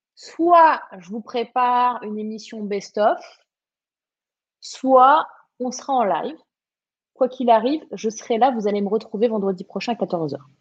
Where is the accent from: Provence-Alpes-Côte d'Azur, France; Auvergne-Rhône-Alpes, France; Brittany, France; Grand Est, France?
Provence-Alpes-Côte d'Azur, France; Var; moved away; also born or lived in Morbihan; je suis du sud, du vrai sud. Je suis du Var à la base